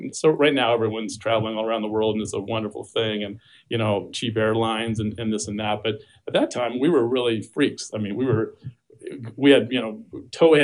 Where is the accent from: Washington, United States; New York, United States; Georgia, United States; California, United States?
Washington, United States; Seattle; also born or lived in Mexico; now in Arizona, United States; I'm originally from Seattle